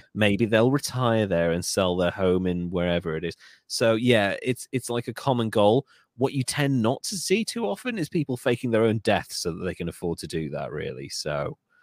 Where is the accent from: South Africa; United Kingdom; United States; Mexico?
United Kingdom; North Wales; I, I come from North Wales